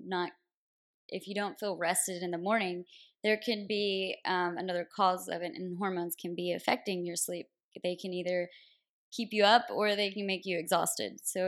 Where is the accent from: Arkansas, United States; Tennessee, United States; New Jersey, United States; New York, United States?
Tennessee, United States; a small town outside Nashville; moved away as an adult; also born or lived in Connecticut; now in San Diego, United States; So I'm originally from Nashville, Tennessee, a really small town outside of Nashville.